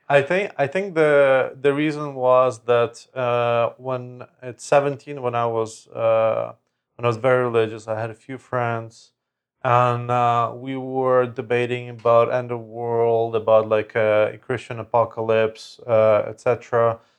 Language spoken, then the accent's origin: English; Lviv, Lviv Oblast, Ukraine; moved away; in my hometown, in Lviv, in Ukraine